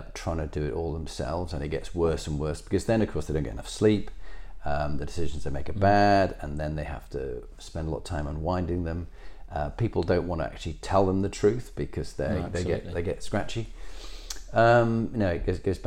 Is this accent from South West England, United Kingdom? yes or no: no; Halifax, Yorkshire and the Humber, United Kingdom; we grew up in Halifax